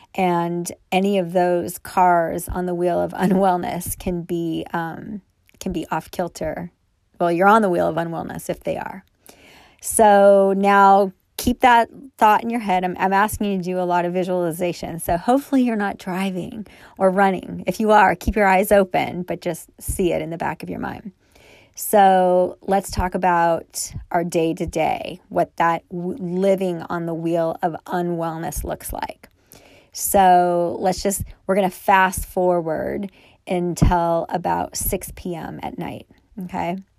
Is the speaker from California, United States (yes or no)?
yes; Thousand Oaks, California, United States; I grew up in Thousand Oaks, California, which is in Southern California